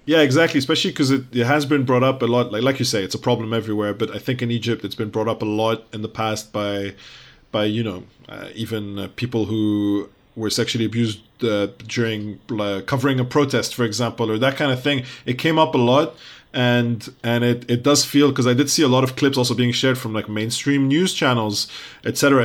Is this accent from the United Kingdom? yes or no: yes; United Kingdom; also born or lived in Lebanon; we're British Arab